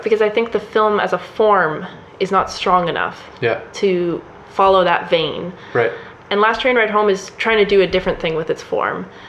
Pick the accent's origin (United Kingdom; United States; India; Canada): Canada; we're both Canadian